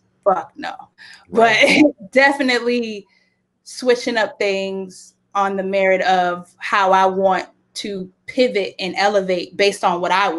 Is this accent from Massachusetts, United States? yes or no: yes; Boston, Massachusetts, United States; It's just you know, I'm from Boston, so we speak okay.